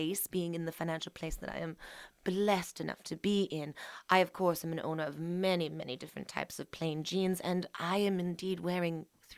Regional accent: Pennsylvania, United States; I am from Pennsylvania, Dutch country. And then I moved to England when I was 2.5. And then I moved back to Pennsylvania, Dutch country 3 months later.

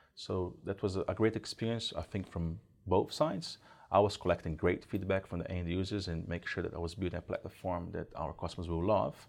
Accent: Brazil; moved away as an adult; now in New Zealand; I'm originally from Brazil. I moved into New Zealand about sixteen years ago

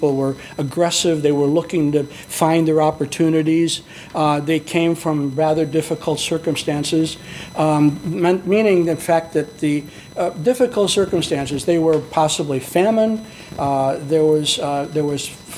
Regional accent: Chicago, Illinois, United States; I was born and raised in Chicago, and I'm a Southside Swede

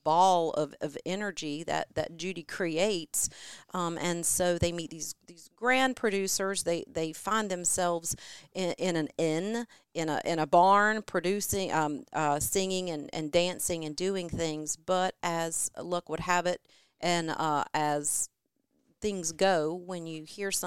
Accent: New Bern, North Carolina, United States; moved away as an adult; also born or lived in Charlotte, North Carolina; I'm from New Bern, born and bred a number of generations there, and did live in Charlotte

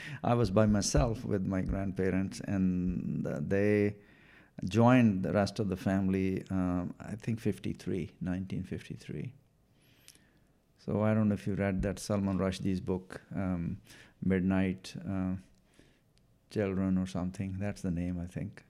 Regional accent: Punjab, India; first language Punjabi; English is a second language; moved away as an adult; also born or lived in Washington, United States; now in Bothell, Washington, United States; I was born in India, in, uh, northern state, um, of Punjab

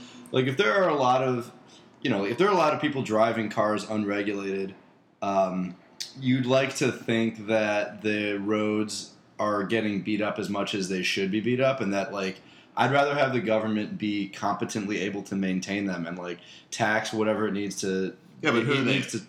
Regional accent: Midwest, United States; as a Midwesterner

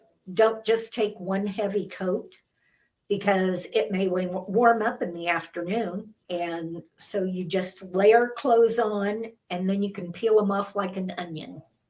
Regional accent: Kansas, United States; I'm from Kansas

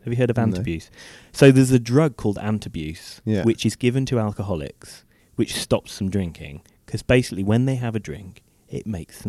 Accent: Wolverhampton, West Midlands, United Kingdom; where I lived growing up in Wolverhampton.

